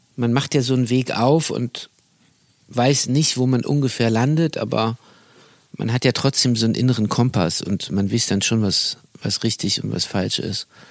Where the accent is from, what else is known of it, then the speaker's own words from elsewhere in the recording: Berlin, Germany; als Berliner